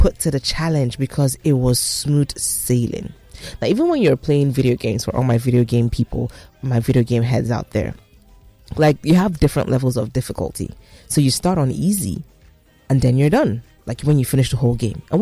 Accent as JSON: {"language": "English", "country": "Nigeria", "said": "being a Nigerian, living in Nigeria"}